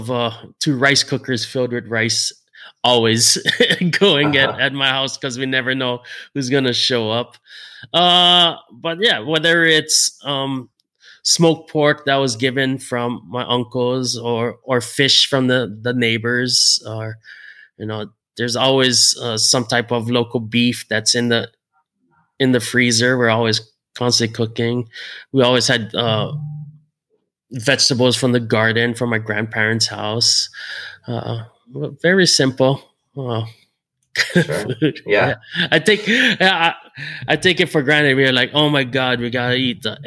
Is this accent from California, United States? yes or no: no; Hilo, Hawaii, United States; born and raised in Hawaii. Grew up on the Big Island in a small little sleepy rainy town called Hilo